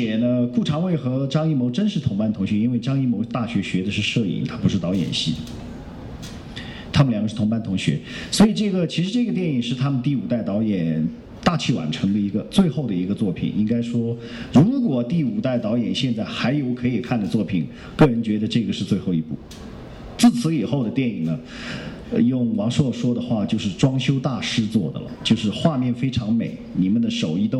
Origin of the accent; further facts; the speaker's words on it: Yunnan, China; 找了一个是我听了口音是我们云南的一个哈。